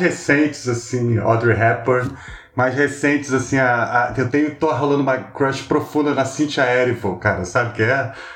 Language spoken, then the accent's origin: Portuguese; Rio de Janeiro, Brazil; moved away as an adult; now in São Paulo, Brazil; eu sou carioca